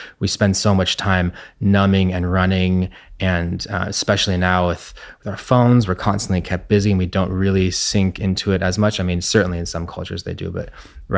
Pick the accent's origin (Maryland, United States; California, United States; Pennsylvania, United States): California, United States; Santa Barbara; Luckily I was in a park, and I grew up in Santa Barbara where there was nature.